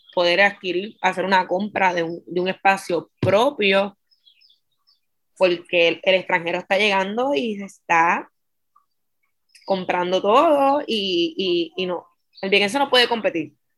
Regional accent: Vieques, Puerto Rico; also born or lived in Fajardo; Yo nací en Fajardo para 1993, ¿verdad? Para esa fecha las mujeres viequenses no podían dar a luz en Vieques, así que, ¿verdad? A mi mamá le tocó este, cruzar el charco y dar a luz en Vieques, pero ya los tres días de haber nacido ella estaba en Vieques. Así que yo me crié en Vieques eh, toda mi vida

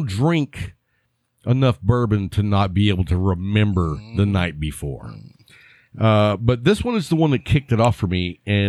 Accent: Lubbock, Texas, United States; when the wind was out of the right direction growing up in Lubbock, you could smell the cattle yards anywhere in town.

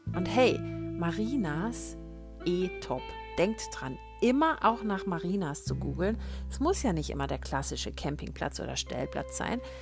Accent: Swabia, Germany; ich als Schwäbin

